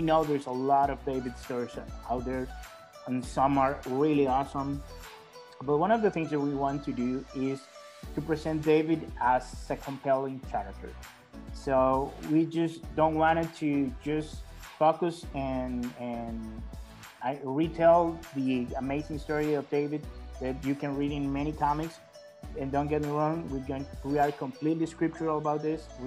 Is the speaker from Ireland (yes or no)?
no; El Salvador; I'm from El Salvador